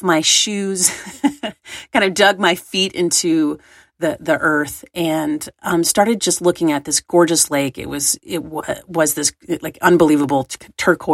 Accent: East Tennessee, United States; I grew up in East Tennessee

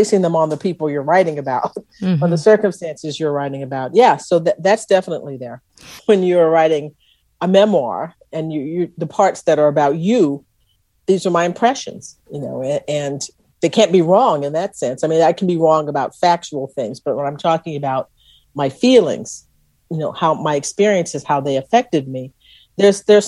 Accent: Texas, United States; they knew I was from Texas

